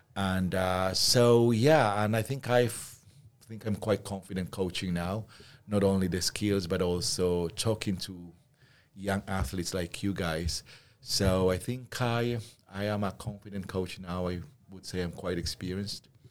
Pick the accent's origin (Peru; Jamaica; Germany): Peru; moved away; I come from Peru